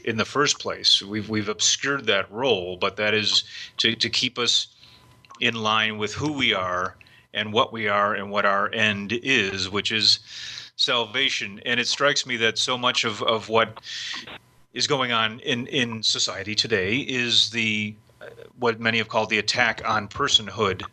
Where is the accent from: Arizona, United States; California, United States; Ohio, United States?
Ohio, United States; Cleveland; I grew up in Cleveland, Ohio